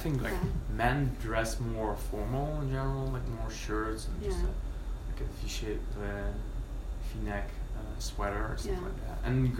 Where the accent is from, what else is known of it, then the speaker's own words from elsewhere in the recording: Netherlands; English is a second language; moved away as an adult; now in Belgium; I come from the Netherlands, but I study in Belgium. And we speak the same language.